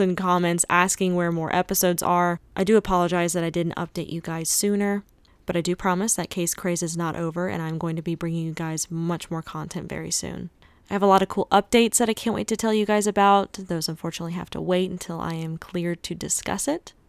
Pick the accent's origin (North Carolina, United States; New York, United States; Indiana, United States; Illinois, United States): North Carolina, United States; also born or lived in Los Angeles, California; I was living in L A for a couple of years, but I just moved back to my hometown in North Carolina.